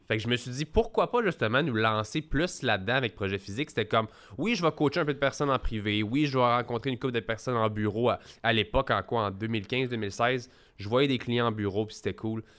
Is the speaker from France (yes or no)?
no; Quebec, Canada; chez nous au Québec